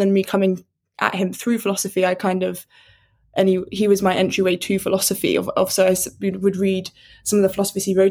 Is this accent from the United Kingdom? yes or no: yes; United Kingdom